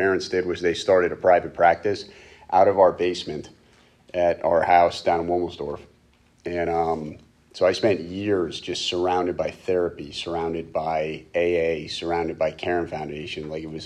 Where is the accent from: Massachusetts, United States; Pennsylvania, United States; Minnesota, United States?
Pennsylvania, United States; Reading; I was born and raised in Reading